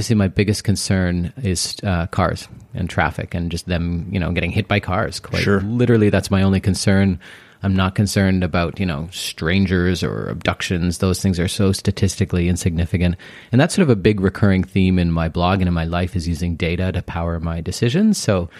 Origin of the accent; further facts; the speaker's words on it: Port Moody, British Columbia, Canada; also born or lived in Los Angeles / Houston / Toronto; Yeah, so I grew up in Port Moody, and then I moved downtown when I was in my 20s and had that sort of experience.